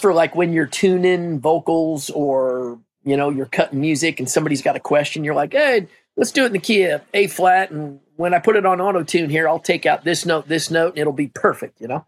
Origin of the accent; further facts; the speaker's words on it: Midwest, United States; moved away as an adult; also born or lived in Nebraska; I'm from the Midwest.